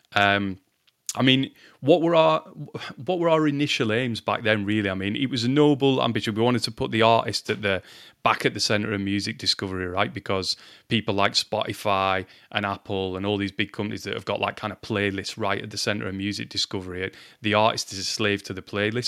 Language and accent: English; Lancashire, North West England, United Kingdom; I'm from Lancashire in England.